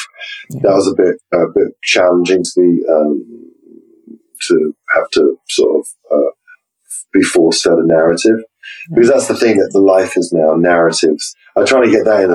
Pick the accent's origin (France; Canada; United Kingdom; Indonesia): United Kingdom; England; go back to being English, uptight